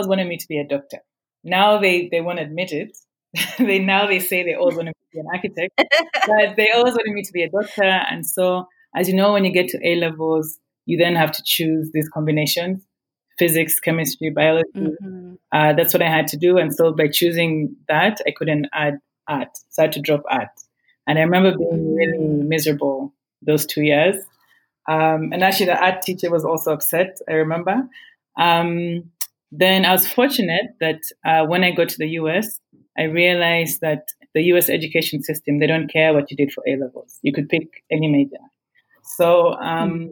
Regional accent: Kampala, Central Region, Uganda; I grew up in Kampala, in Mutungo, to be specific

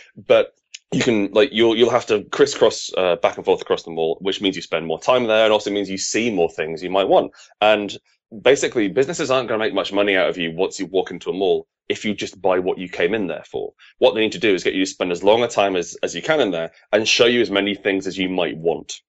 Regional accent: United Kingdom; as a Brit

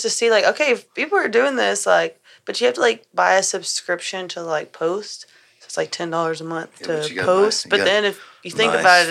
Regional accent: Devers, Texas, United States; also born or lived in Liberty, Texas; I grew up in Devers

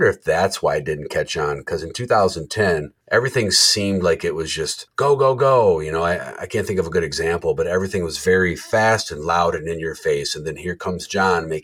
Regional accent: Jackson, Michigan, United States; I grew up in Jackson, Michigan. I'm 20 minutes south of Jackson, Michigan.

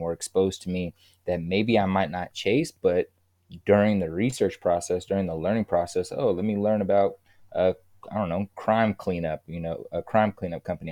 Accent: Kansas City, Missouri, United States; moved away; also born or lived in California; I'm from Kansas City, Missouri, and I, I, I left Kansas City to move to California

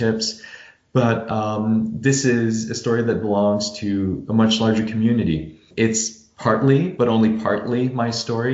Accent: Cowansville, Quebec, Canada; it's a little Cowansville in southern Quebec, and my hometown is, I'd say, about a 20-minute drive from Vermont.

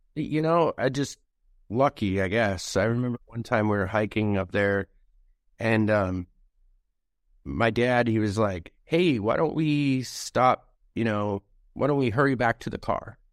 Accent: Anchorage, Alaska, United States; that's home

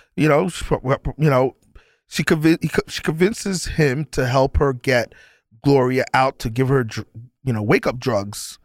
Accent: New York, United States; growing up in New York

